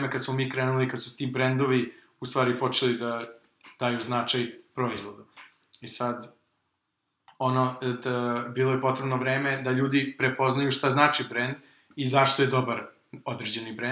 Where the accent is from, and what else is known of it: Serbia